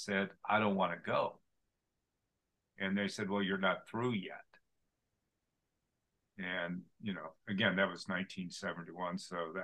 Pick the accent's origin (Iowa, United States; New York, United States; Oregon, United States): Oregon, United States; I grew up in Oregon and Portland.